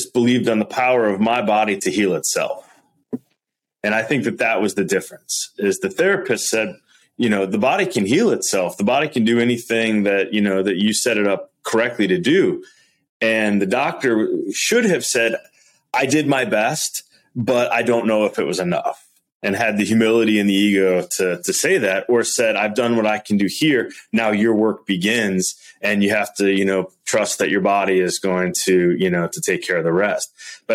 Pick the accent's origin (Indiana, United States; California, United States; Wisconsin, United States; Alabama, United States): Wisconsin, United States; I'm from Wisconsin, right? I'm kind of like, you know, like a Midwest kid